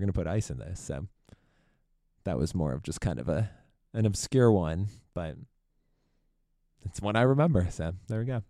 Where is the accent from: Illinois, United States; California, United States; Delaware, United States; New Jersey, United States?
Illinois, United States; Chicago; I grew up in Chicago area